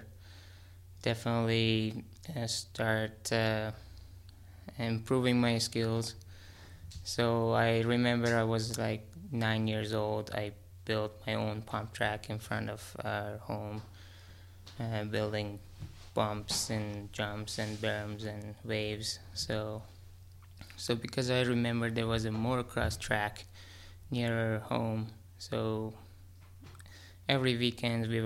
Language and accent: English; Tehran, Tehran Province, Iran; moved away; I was born in Tehran, the capital city of Tehran.